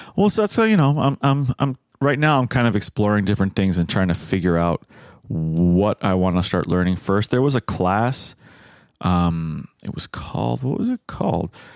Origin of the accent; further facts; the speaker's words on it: United States; as an American